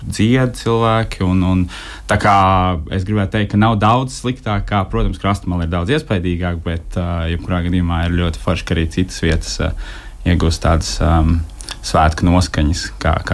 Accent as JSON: {"language": "Latvian", "region": "Riga", "country": "Latvia", "said": "esam no Imantas, un tad mēs uz Sudrabkalniņu gājām"}